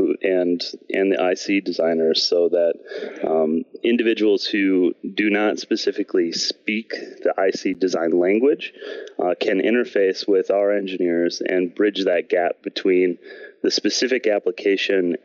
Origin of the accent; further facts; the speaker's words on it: Green Bay, Wisconsin, United States; moved away as an adult; also born or lived in Milwaukee area / Houghton, Michigan; I was born and raised in Green Bay, Wisconsin, and also currently live there